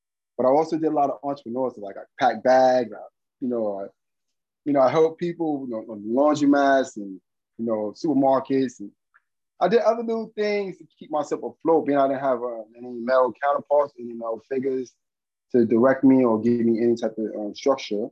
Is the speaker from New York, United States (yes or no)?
yes; New York City, New York, United States; I grew up in Bed-Stuy, Brooklyn.